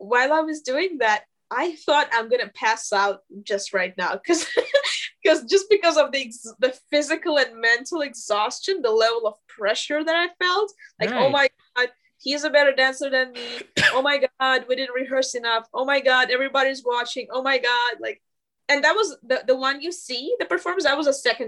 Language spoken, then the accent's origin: English; Moscow, Russia; now in Los Angeles, United States; I'm from Russia